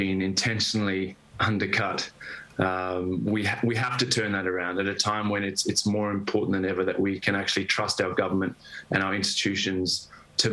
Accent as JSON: {"language": "English", "country": "Zimbabwe", "tie": "born or raised there", "moved": "yes", "lives_now": "Australian Capital Territory, Australia", "said": "I grew up in Zimbabwe, and my family, we were kicked off our farm and managed to move to Australia."}